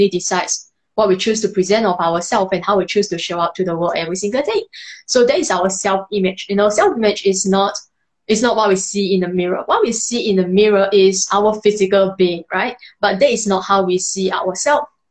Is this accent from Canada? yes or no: no; Malaysia; moved away as an adult; now in Singapore; I'm actually from Malaysia, not Indonesia